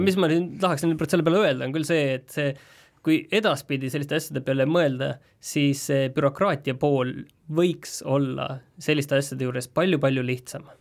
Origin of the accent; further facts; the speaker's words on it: Estonia; mina olen pärit väiksest kohast